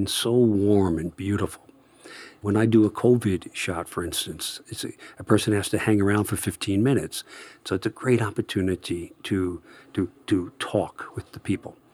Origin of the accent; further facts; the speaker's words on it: Phoenicia, New York, United States; Phoenicia, it's my hometown